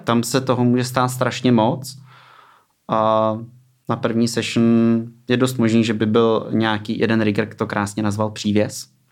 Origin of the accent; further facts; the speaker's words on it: Ústí nad Labem, Ústí nad Labem Region, Czechia; also born or lived in Plzeň; od 8 let jsem v Ústí